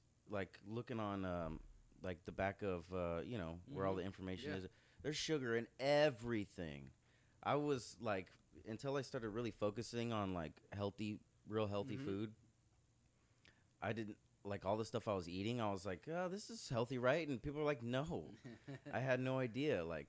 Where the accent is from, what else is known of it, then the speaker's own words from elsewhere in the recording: Irvine, California, United States; Irvine, I'm from Irvine.